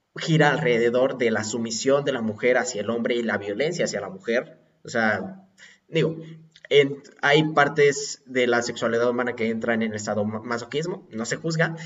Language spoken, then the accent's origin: Spanish; Puebla, Mexico; yo soy poblano